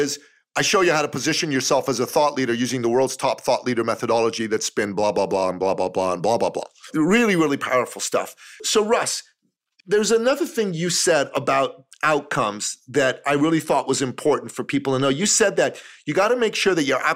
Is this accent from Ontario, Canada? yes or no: yes; Toronto, Ontario, Canada; my hometown of Toronto